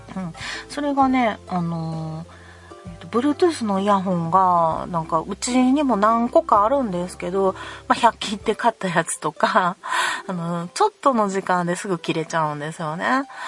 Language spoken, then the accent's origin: Japanese; Kansai, Japan; 関西人やからね